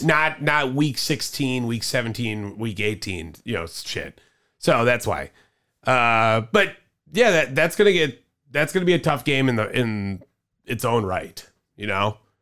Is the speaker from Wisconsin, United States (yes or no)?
yes; Cudahy, Wisconsin, United States; we're from Cudahy